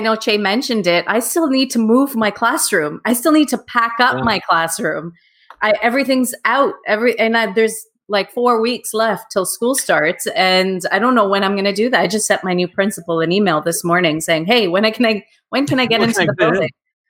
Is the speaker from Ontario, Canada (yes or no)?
yes; Toronto, Ontario, Canada; born there; I was born in Toronto, yeah.